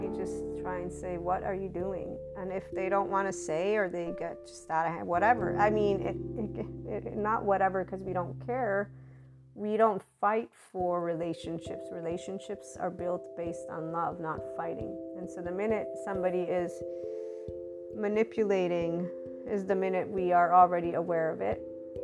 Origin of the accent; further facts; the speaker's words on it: United States; I'm an American